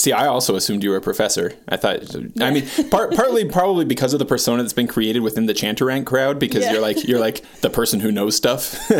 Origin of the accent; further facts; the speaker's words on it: United States; as an American